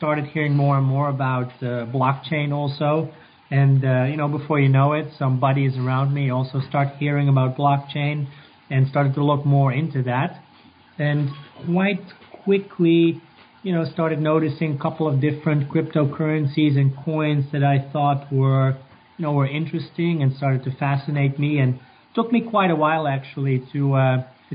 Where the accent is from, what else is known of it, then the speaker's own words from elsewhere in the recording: Netherlands; moved away as an adult; also born or lived in Atlanta, United States; now in New York, United States; I'm actually from the Netherlands. I'm Dutch, and but moved around a lot.